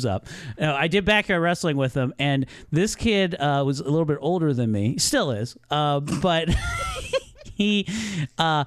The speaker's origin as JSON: {"language": "English", "town": "Columbia", "region": "Maryland", "country": "United States", "tie": "born or raised there", "said": "my hometown of Columbia, Maryland."}